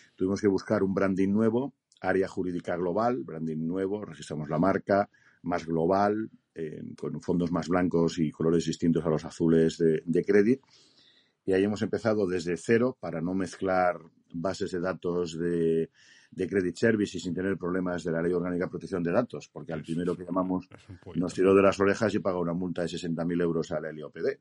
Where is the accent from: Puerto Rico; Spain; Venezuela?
Spain; Me considero español de pura cepa